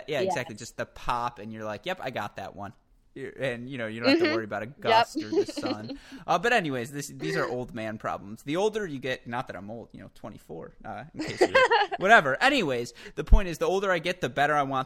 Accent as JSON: {"language": "English", "region": "Michigan", "country": "United States", "said": "maybe you can hear it in my A's the way I say Katrina. Maybe it's supposed to be, you know, a little more subtle, but I'm from Michigan"}